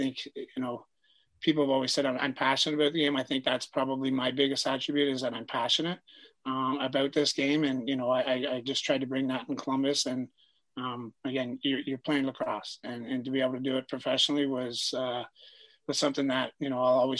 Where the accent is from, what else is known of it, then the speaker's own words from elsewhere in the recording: Peterborough, Ontario, Canada; moved away as an adult; also born or lived in Hartford / Calgary / Coquitlam; being from Peterborough